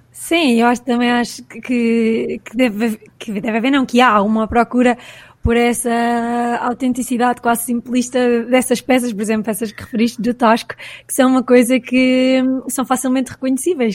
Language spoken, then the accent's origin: Portuguese; Caldas da Rainha, Centro, Portugal; moved away as an adult; also born or lived in Lisbon; eu sou das Caldas também, eh, eu não estudei na ESAD, saí das Caldas para estudar, portanto estudei em Lisboa